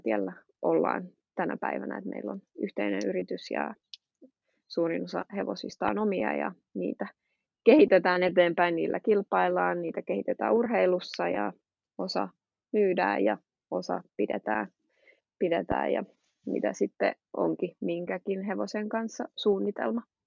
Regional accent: Finland; also born or lived in Switzerland / England; now in Belgium

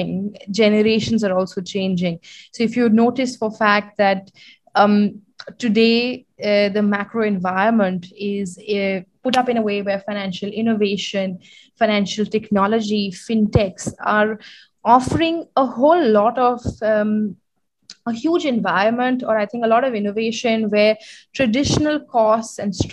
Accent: New Delhi, Delhi, India; also born or lived in London, United Kingdom; I was born and brought up in New Delhi.

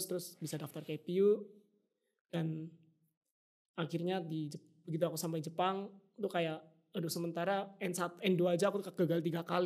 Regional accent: Indonesia; Yang bahkan untuk kayak orang luar negeri kayak kita, orang Indo atau orang-orang internasional lain

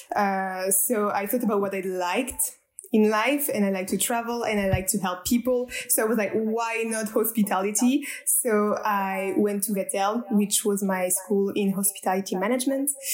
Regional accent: Strasbourg, Grand Est, France; I am French. I'm coming from Strasbourg, which is a city in the east side of France.

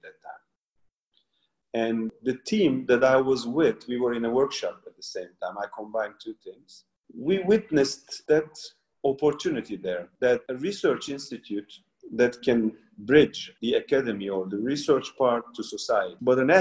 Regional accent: Mardin, Turkey; I'm also from Mardin

